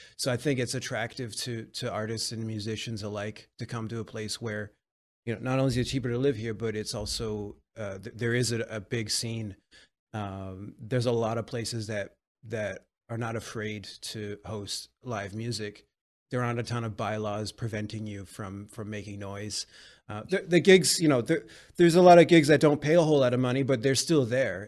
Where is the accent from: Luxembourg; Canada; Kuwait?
Canada; Vancouver, British Columbia; now in Montreal, Canada; I come from Vancouver, British Columbia, Canada. Um, I currently live in Montreal, Quebec